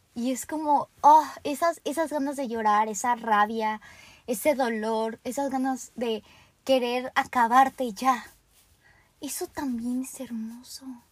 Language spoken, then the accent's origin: Spanish; Mexico